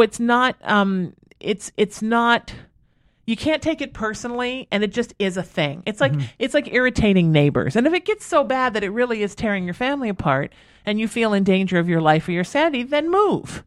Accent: Huntington Beach, California, United States; I grew up, we moved here when I was 13. I grew up in Huntington Beach

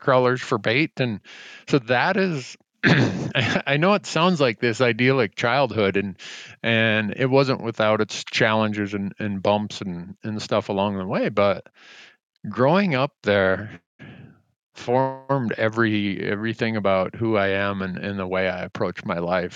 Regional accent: Big Falls, Minnesota, United States; moved away; I grew up in Big Falls, Minnesota

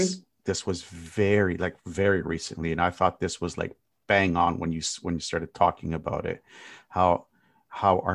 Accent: Canada; as a Canadian

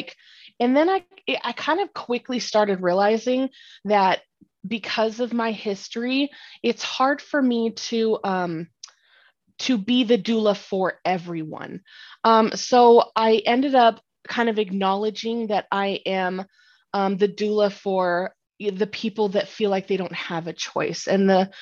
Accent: Northern Colorado, United States; I am from Northern Colorado

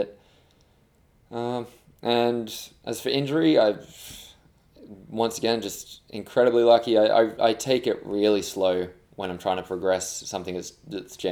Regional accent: Australia; moved away as an adult; also born or lived in England; now in London, United Kingdom; I'm English. I was born here, but I moved to Australia when I was two.

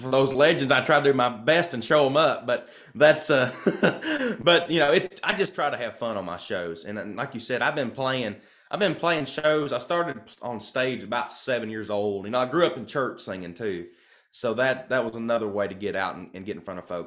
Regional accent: Kentucky, United States; I'm from Kentucky

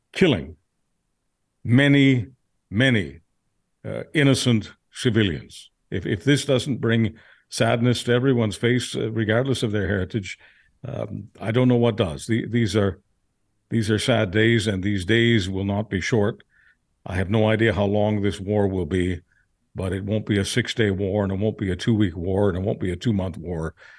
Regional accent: Manitoba, Canada; not as a Manitoban, but as a Canadian human being

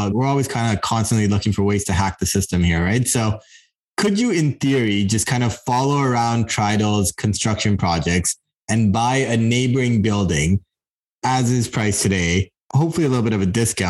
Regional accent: Toronto, Ontario, Canada; I grew up like near Scarborough.

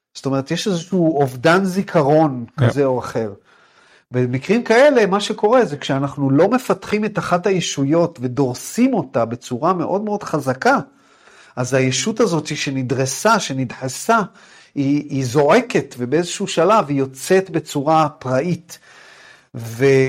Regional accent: Jerusalem, Jerusalem District, Israel; moved away as an adult; also born or lived in United States; אני גדלתי בירושלים

